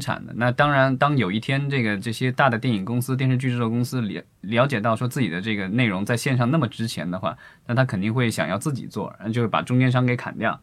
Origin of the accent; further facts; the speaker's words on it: China; 我们伟大的祖国